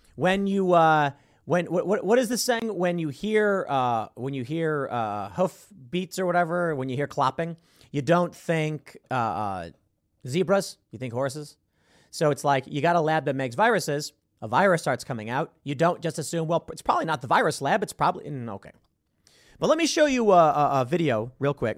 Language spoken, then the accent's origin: English; Chicago, Illinois, United States; moved away; I grew up in Chicago